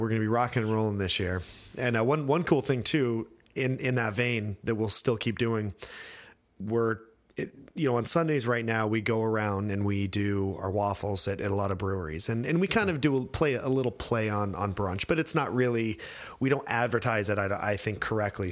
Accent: Idaho, United States; moved away; also born or lived in France; I grew up in Idaho

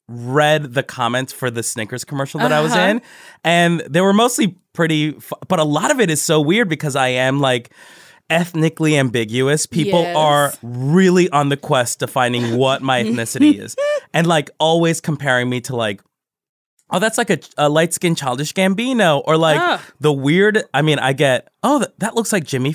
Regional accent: Colombia; I'm Afro-Colombian. So my dad is black. Mm-hmm. He's from the Bronx. And my mom is from Colombia. I was born in Colombia.

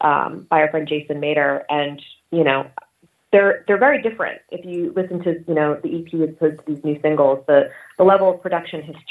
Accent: Philadelphia, Pennsylvania, United States; I grew up in Philadelphia mostly. It's where I spent my teenage years

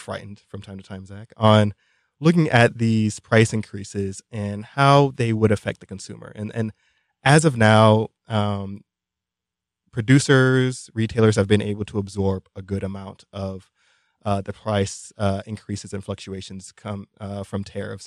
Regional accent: New York City, New York, United States; I was born in Brooklyn, New York

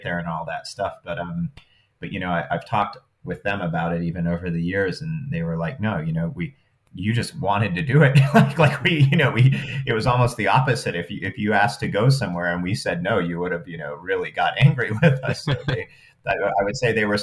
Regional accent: Wyoming, United States; I grew up in Wyoming

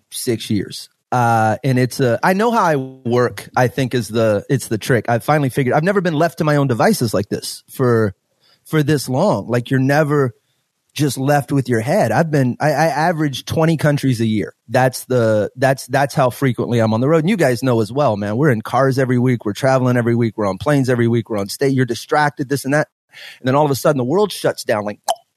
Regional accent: Beaumont, Texas, United States; moved away as an adult; also born or lived in Orange, Texas; now in Houston, United States; I'm from Beaumont, so I grew up 70 miles east of here, and Orange before

